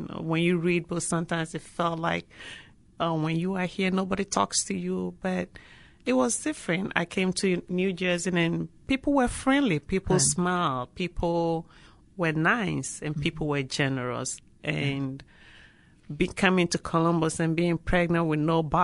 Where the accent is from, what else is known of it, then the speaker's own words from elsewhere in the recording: northern Ghana, Ghana; moved away as an adult; now in United States; I grew up in the northern part, and also I went to college in the south.